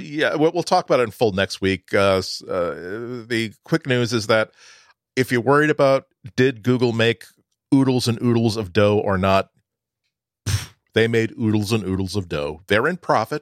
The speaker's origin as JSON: {"language": "English", "town": "Boston", "region": "Massachusetts", "country": "United States", "said": "as a Bostonian"}